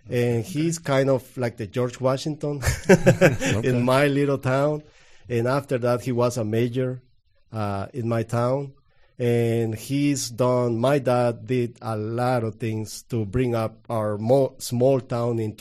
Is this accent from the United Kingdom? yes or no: no; Guatemala; English is a second language; now in United States; I'm from Guatemala. I was born in 1975 from a very, very small town.